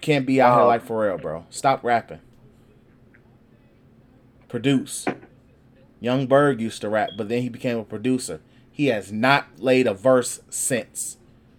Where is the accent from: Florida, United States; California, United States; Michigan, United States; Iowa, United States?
Michigan, United States; Detroit; I was from Detroit